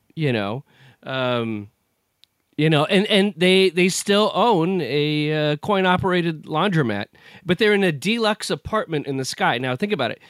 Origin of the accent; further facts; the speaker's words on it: United States; I'm an American